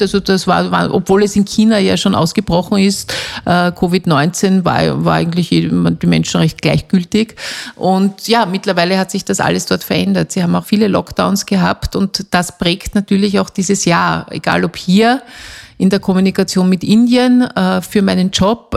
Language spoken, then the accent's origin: German; Austria; bei uns in Österreich